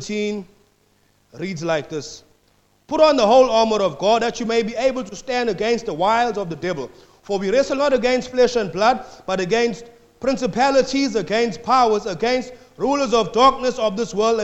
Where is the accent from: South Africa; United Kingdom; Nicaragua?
South Africa; now in Australia; I'm from South Africa